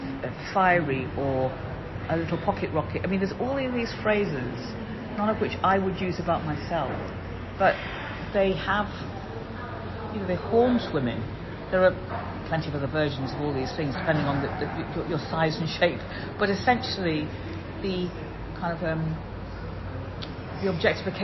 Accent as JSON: {"language": "English", "town": "Liverpool", "region": "North West England", "country": "United Kingdom", "said": "I'm from Liverpool"}